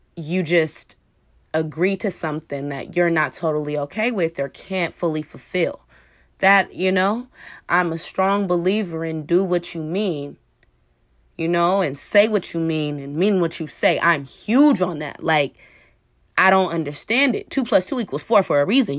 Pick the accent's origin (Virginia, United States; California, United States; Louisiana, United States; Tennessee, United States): California, United States; Oakland; I'm from Oakland, California